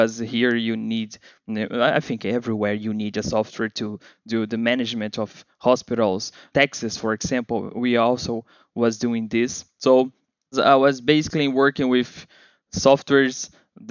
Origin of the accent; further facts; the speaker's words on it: Rio de Janeiro, Brazil; accent: Brazilian; English is a second language; I am here from Brazil, Rio de Janeiro